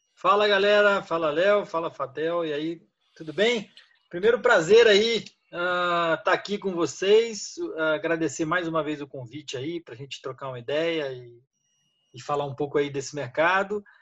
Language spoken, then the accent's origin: Portuguese; São Paulo, Brazil; moved away as an adult; now in Rio de Janeiro, Brazil; eu sou paulista, mas moro no Rio há 20 anos